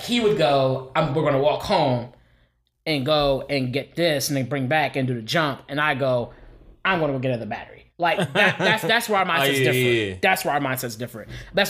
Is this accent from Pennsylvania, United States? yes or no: yes; Philadelphia, Pennsylvania, United States; now in Phoenix, United States; I'm from Philly, like I grew up in Philly, but I ain't here no more.